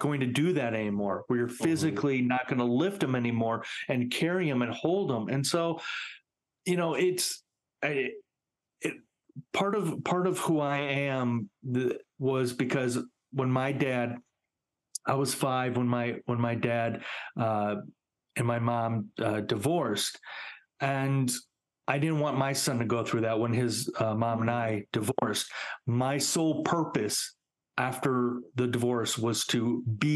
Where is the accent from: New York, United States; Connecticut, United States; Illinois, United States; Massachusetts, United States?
Illinois, United States; Chicago; also born or lived in Highland Park, Illinois; I grew up in Chicago